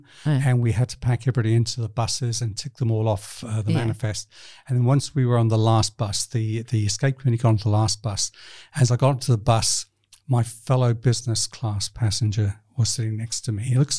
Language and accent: English; Libya; born there; also born or lived in New Zealand / United Kingdom; I was born in Libya, North Africa, not the best country to be associated with.